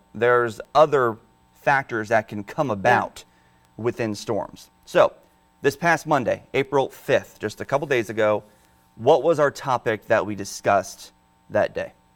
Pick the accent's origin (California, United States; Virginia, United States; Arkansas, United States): Virginia, United States; Northern; now in Delmarva, United States; I'm from Northern Virginia